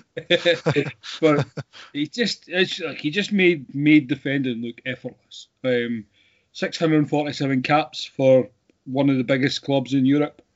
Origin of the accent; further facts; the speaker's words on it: Scotland, United Kingdom; being Scottish